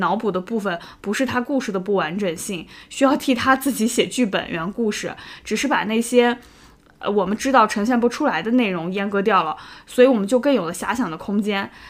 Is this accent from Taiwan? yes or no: no; China; 作为中国人